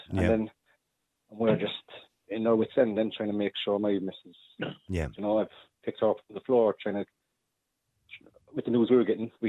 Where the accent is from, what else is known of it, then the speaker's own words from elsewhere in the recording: Cork, Munster, Ireland; we're from Cork